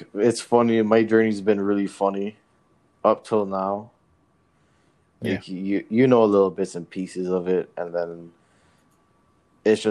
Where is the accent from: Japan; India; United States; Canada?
Canada; Brampton, Ontario; I'm from Brampton